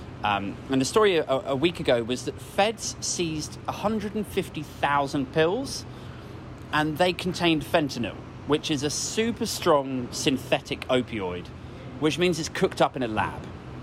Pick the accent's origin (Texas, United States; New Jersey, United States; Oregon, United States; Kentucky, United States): Oregon, United States; I'm from Oregon.